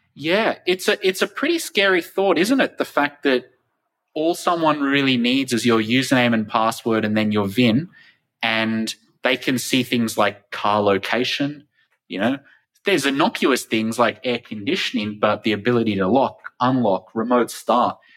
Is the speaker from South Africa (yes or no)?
no; Australia; my home country of Australia